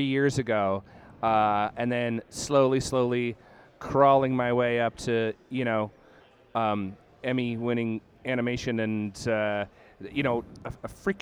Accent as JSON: {"language": "English", "town": "Brampton", "region": "Ontario", "country": "Canada", "tie": "born or raised there", "also_born_or_lived": "Toronto / Guelph", "said": "So I was a kid in Brampton, Ontario. Born in Toronto, lived there till I was around five, but then sort of came of age in Brampton."}